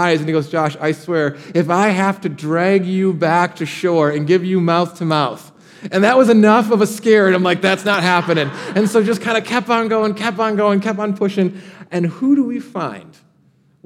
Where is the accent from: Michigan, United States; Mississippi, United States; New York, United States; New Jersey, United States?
Michigan, United States; now in Austin, United States; I grew up in Michigan, and we have something called the Great Lakes.